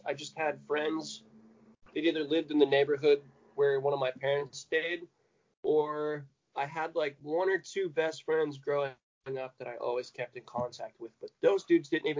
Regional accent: Elkhart, Indiana, United States; moved away; also born or lived in California; Midwest, Indiana. I was born in a little town called Elkhart.

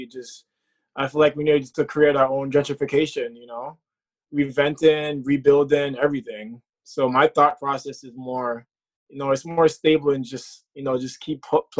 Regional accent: Kingston, Jamaica; moved away; I'm from Kingston, Jamaica.

